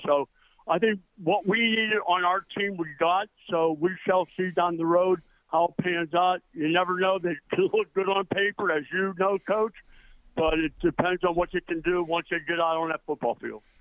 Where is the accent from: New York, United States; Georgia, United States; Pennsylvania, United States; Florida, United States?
Pennsylvania, United States; East Brady; moved away as an adult; I came from a little small town in Pennsylvania called East Brady. I only had, I think, 800 in my hometown